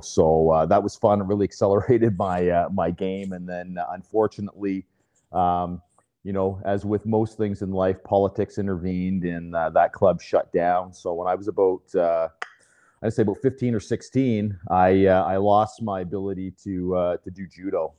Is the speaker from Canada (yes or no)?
yes; Fredericton, New Brunswick, Canada; now in Burlington, Canada; I was born and raised in New Brunswick, so um, in in Fredericton.